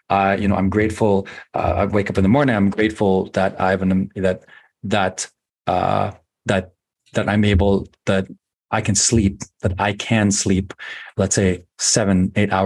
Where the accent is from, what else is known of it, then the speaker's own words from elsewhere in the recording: Philippines; moved away; growing up in the Philippines